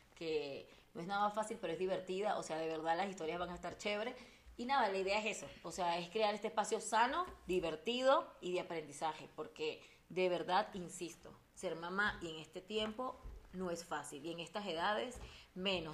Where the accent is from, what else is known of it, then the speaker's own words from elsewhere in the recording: Venezuela; soy somos venezolanas, ¿verdad? Que eso es importante, por eso hablamos un poco rápido